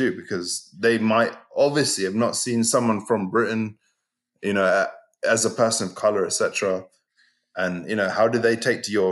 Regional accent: Shanghai, China; I'm I'm I'm Shanghai, and Shanghai is massive.

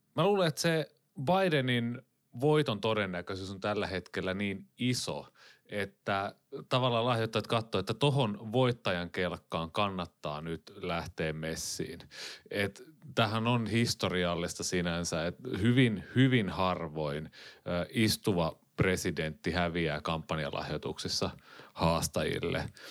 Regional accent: Finland

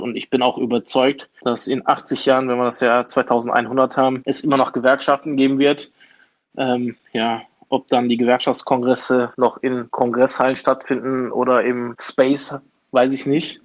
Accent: Duisburg, North Rhine-Westphalia, Germany; Ich bin hier geboren und aufgewachsen.

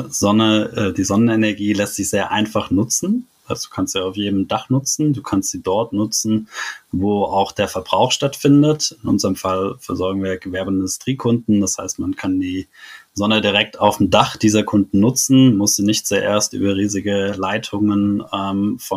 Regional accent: Stuttgart, Baden-Württemberg, Germany; Davor war mir das als Stuttgarter gar nicht so bewusst, dass es da einen ziemlichen Schwabenhass ähm, in Baden gibt.

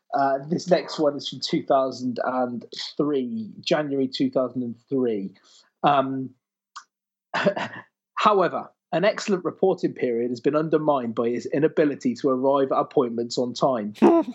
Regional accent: Bolton, North West England, United Kingdom; But I'm from Bolton.

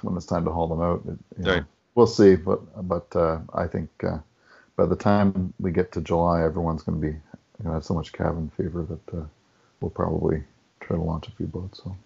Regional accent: New Brunswick, Canada; now in Toronto, Canada; I grew up in New Brunswick, so I started my sailing in salt water

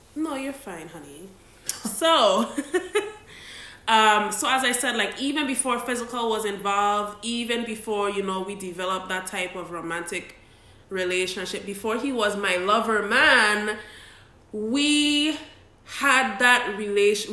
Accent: Saint Croix, U.S. Virgin Islands; we grew up as neighbors in St. Croix, United States Virgin Islands

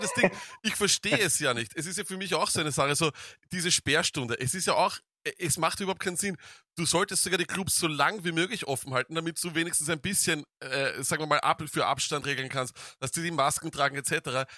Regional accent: Vienna, Austria; bei uns in Wien

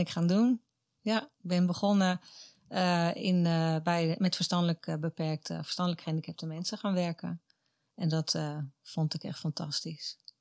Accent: Katwijk, South Holland, Netherlands; moved away as an adult; Mijn wieg stond in Katwijk aan Zee. Daar ben ik geboren, getogen tot mijn achttiende

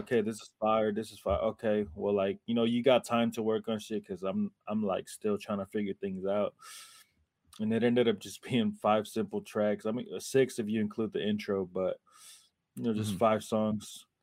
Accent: Oakland, California, United States; I'm from Oakland

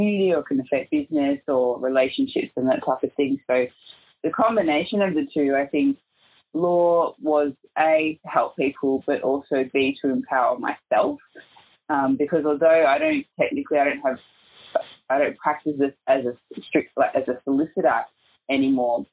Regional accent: Melbourne, Victoria, Australia; I was actually born and raised in Melbourne

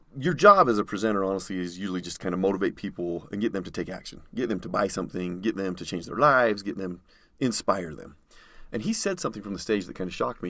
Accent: Utah, United States; grew up in Utah, born and raised

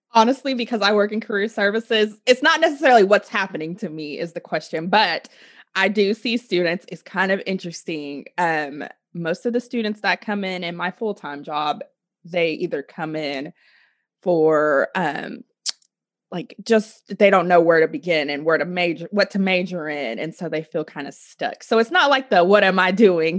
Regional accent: Oklahoma, United States; I am from Oklahoma

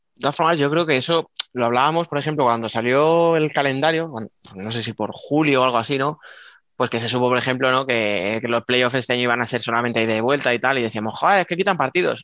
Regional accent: Albacete, Castilla-La Mancha, Spain; soy de Albacete

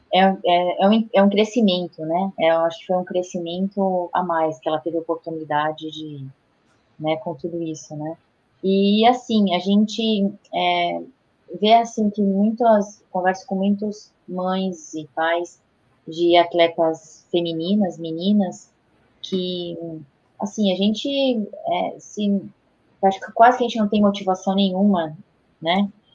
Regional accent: Brazil; como brasileira

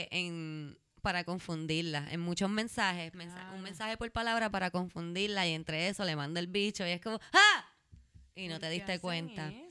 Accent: Puerto Rico; Entonces, yo soy de Puerto Rico.

